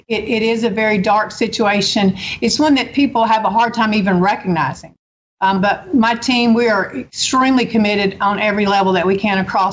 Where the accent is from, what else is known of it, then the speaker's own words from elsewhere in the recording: Holly Springs, Mississippi, United States; also born or lived in Madison, Mississippi; now in Jackson metro area, United States; I was so blessed and so fortunate to grow up in Holly Springs, a small town